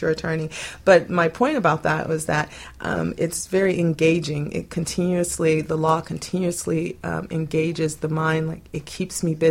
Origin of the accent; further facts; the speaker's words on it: Boynton Beach, Florida, United States; moved away as an adult; also born or lived in Alaska; I was born and raised here in South Florida, also a little bit further up in Boynton Beach and Delray Beach